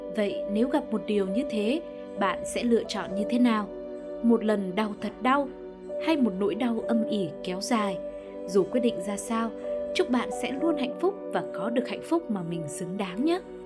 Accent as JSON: {"language": "Vietnamese", "region": "Hanoi", "country": "Vietnam", "tie": "born or raised there", "said": "mình lớn lên ở Hà Nội"}